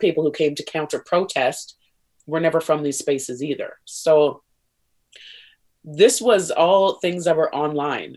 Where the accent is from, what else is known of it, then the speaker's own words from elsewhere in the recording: small town in Alberta, Canada; also born or lived in Saskatoon, Saskatchewan; now in Calgary, Canada; I moved out to a small town of 400 when I was really young out here in Alberta